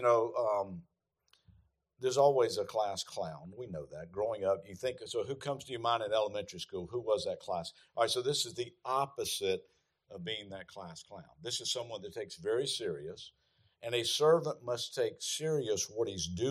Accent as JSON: {"language": "English", "region": "the South", "country": "United States", "said": "I'm from the South"}